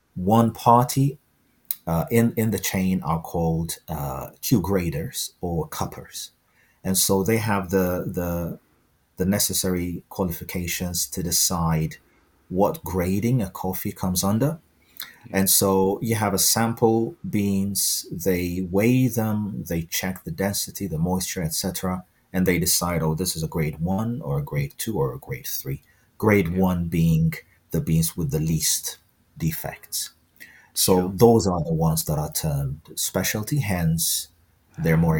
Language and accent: English; Ethiopia; now in United Kingdom; I'm originally from Ethiopia, so I've, I've uh, like most Ethiopians, um, I grew up uh, with an immense exposure to Ethiopian coffee.